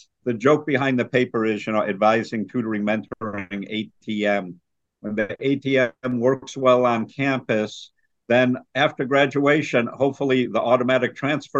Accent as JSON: {"language": "English", "town": "Niagara Falls", "region": "New York", "country": "United States", "tie": "born or raised there", "also_born_or_lived": "Las Vegas, Nevada / Hawaii", "moved": "as an adult", "lives_now": "Guam", "said": "I was born and raised in Niagara Falls, New York"}